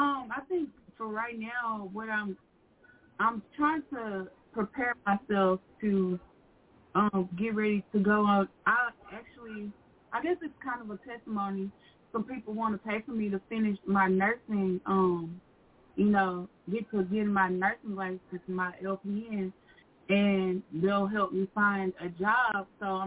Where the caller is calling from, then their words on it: Arkansas, United States; from Arkansas.